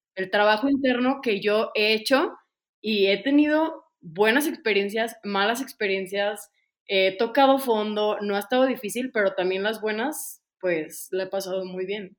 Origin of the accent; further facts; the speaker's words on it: Ocotlán, Jalisco, Mexico; moved away as an adult; also born or lived in Guadalajara; yo soy de Ocotlán, Jalisco, de una pequeña ciudad eh, a las afueras de Guadalajara, 40 minutos